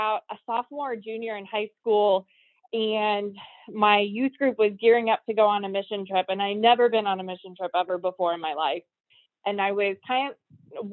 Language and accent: English; Brooksville, Florida, United States; I was born and raised in Florida. I grew up in Brooksville, Florida, which is a small town about 40 minutes north of Tampa.